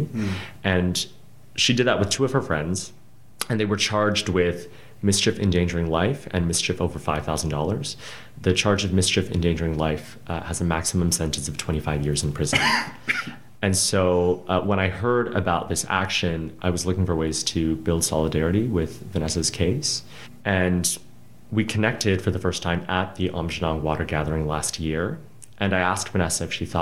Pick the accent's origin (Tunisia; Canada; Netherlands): Canada; my place as a settler, as a first-generation Canadian